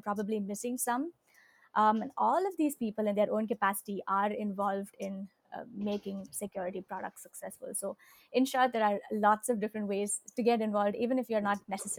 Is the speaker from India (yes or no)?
yes; India; because I grew up in India and was surrounded by a lot of neem trees.